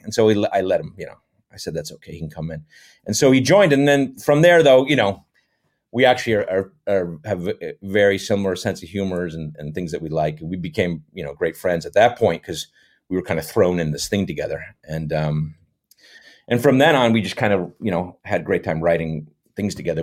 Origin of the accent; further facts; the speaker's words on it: West Haven, Connecticut, United States; moved away as an adult; also born or lived in Thousand Oaks area, California; now in Thousand Oaks, United States; I grew up in Connecticut, West Haven, Connecticut, which is just west of New Haven, Connecticut